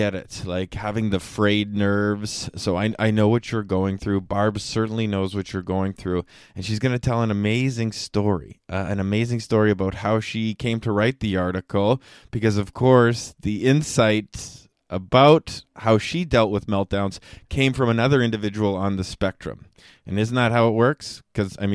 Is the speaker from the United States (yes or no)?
no; Canada; I am from Canada